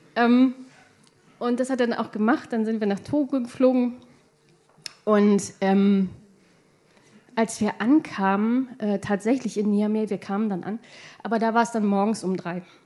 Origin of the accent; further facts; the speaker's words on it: Hildesheim, Lower Saxony, Germany; ich komme aus Hildesheim